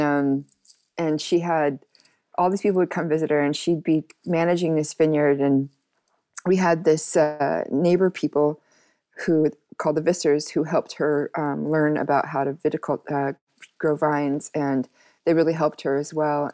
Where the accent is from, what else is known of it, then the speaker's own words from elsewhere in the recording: Seattle, Washington, United States; moved away as an adult; also born or lived in New York; now in Amsterdam, Netherlands; originally I was born in Seattle